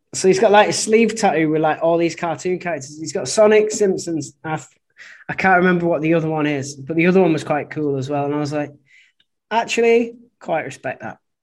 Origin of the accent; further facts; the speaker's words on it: Oldham, North West England, United Kingdom; moved away as an adult; now in Guangzhou, China; I'm from Oldham